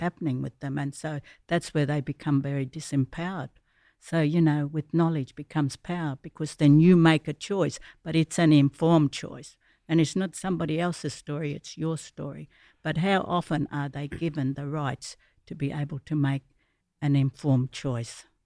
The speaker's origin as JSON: {"language": "English", "area": "Garden Point Mission", "region": "Northern Territory", "country": "Australia", "tie": "born or raised there", "said": "I grew up Garden Point Mission days"}